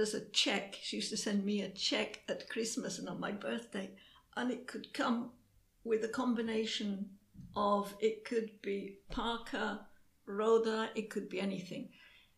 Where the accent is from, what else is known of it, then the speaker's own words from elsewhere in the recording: Yorkshire and the Humber, United Kingdom; moved away as an adult; now in Spain; I came from Yorkshire. Our family never had a car.